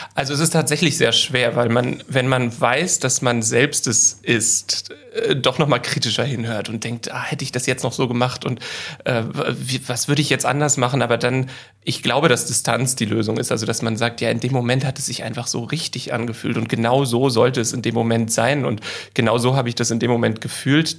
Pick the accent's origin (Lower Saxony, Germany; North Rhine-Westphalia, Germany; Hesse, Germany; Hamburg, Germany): Hamburg, Germany; moved away as an adult; also born or lived in London; die Zeit, die ich aufgewachsen bin in Harburg